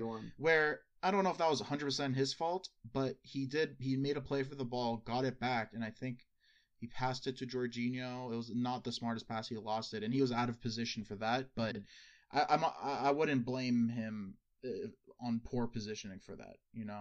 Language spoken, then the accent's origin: English; United States; as an American